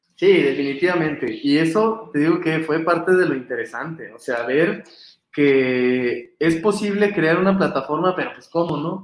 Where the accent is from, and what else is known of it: Mexico